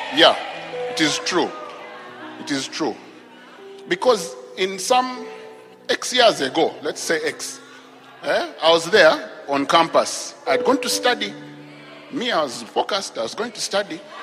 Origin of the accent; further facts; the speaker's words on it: Nakuru, Nakuru County, Kenya; I grew up in Kenya. I was born actually in Kenya. So I grew up in a town called Nakuru